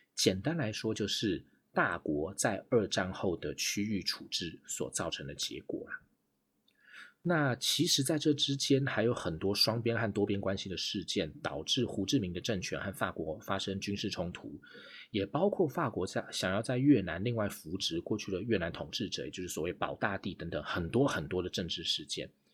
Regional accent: Taiwan; 身为台湾人

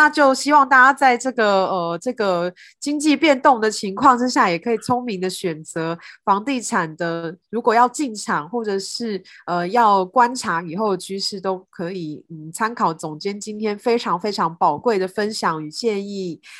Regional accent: southern Taiwan, Taiwan; 跟我以前小时候，我是南部人，跟我小时候的认知实在是差很多。

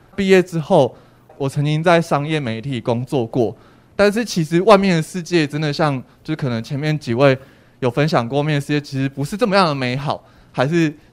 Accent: Guanshan, Taitung County, Taiwan; 我的家乡其实在台东的关山

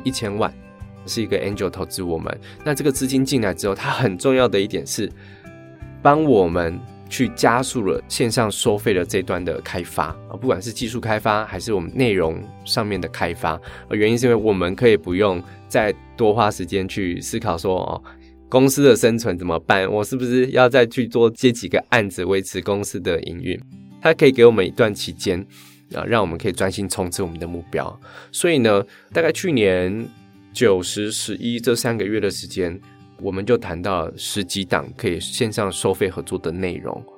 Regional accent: Taitung, Taitung County, Taiwan; moved away as an adult; also born or lived in Taichung; 因为我小时候生活在台东，然后大学在台中读书

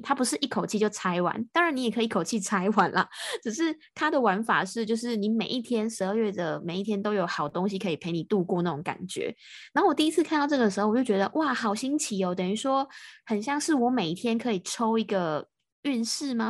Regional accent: Taiwan; 我是台湾的

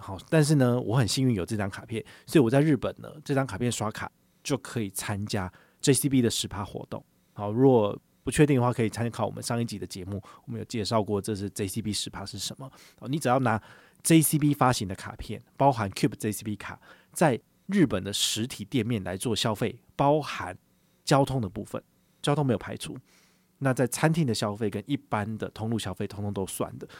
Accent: Taiwan; 对于我们台湾人来讲

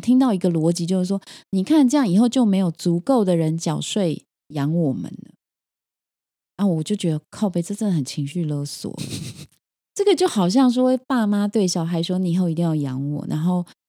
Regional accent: Taiwan; 台湾的人口密度在全世界排名是前十名的，表示我们是很拥挤的

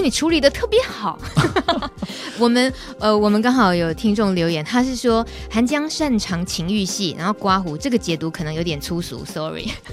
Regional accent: Taiwan; first language Taiwanese Hokkien; Chinese is a second language; 台语虽然是我的母语

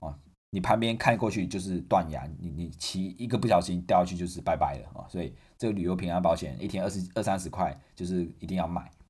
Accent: Taiwan; 因为身为台湾人要做的事情嘛，就是环岛

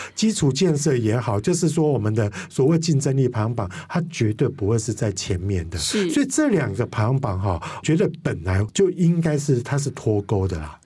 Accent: Kaohsiung, Taiwan; 我的故乡，也就是高雄高市

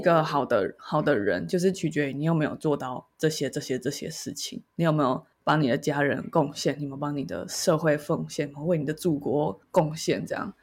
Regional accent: Taiwan; 我是一个在台湾社会长大的小孩

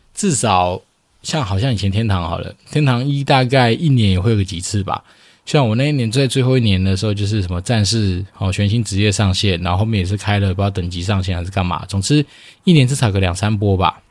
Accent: Taiwan; 我们就是从小在台湾长大

